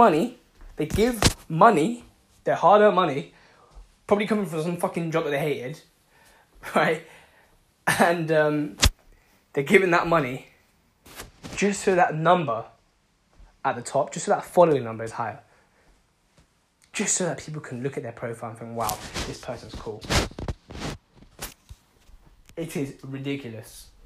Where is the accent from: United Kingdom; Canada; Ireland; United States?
United Kingdom; London; I'm from London